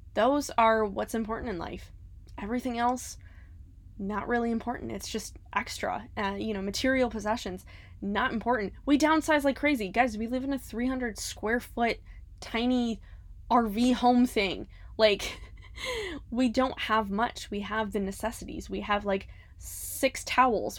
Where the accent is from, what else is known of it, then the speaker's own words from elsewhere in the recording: Cleveland, Ohio, United States; moved away as an adult; now in Florida, United States; We're originally from Cleveland, Ohio.